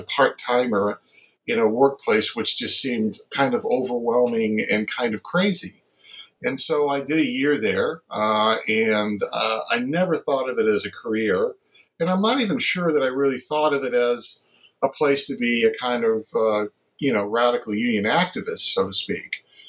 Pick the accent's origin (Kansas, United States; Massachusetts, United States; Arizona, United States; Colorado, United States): Massachusetts, United States; I grew up in Massachusetts